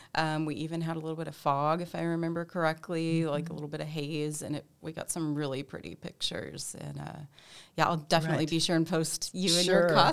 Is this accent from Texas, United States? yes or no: yes; Merkel, Texas, United States; Where I grew up in Merkle, Texas, which is way out west near Abilene, they call it the Windmill City because it is just so flat and just red dirt and wind and tumbleweeds.